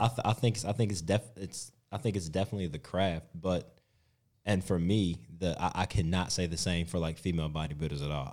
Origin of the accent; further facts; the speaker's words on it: United States; moved away as an adult; now in Australia; growing up in the States